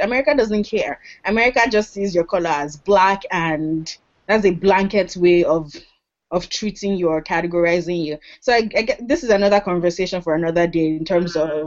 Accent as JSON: {"language": "English", "region": "Lagos", "country": "Nigeria", "tie": "born or raised there", "moved": "as an adult", "lives_now": "United States", "said": "I'm from Lagos because I grew up in Lagos."}